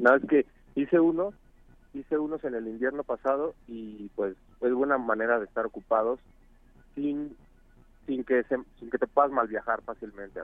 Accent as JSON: {"language": "Spanish", "region": "Mexico City", "country": "Mexico", "said": "Yo soy de Coajimalpa."}